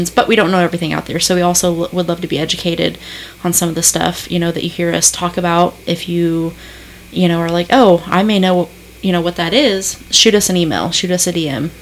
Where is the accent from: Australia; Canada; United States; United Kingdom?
United States; Indiana; I'm from Indiana.